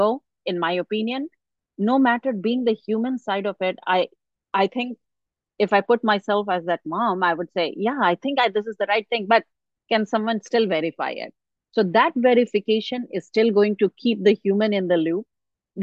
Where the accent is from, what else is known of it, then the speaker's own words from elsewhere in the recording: India; now in United States; I grew up in India